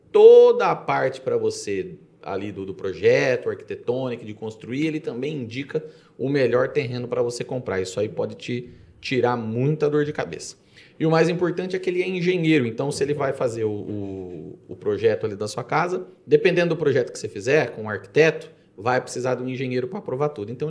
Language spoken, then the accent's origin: Portuguese; Jaú, São Paulo, Brazil; moved away as an adult; also born or lived in Itápolis/Bitinga area (lives now); now in Bitinga, Brazil; Sou de Jaú. Eu vim para cá faz, fazem hum.